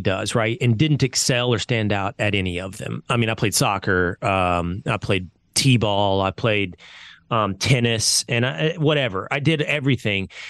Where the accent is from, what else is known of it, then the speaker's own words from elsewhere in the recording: Sherman, Texas, United States; I'm from Sherman, Texas. When I grew up, population thirty thousand